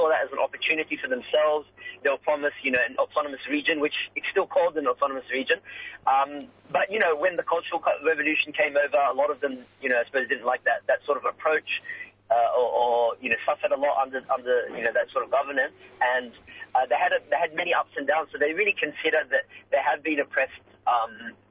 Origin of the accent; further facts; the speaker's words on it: Sydney, New South Wales, Australia; So I'm actually from Sydney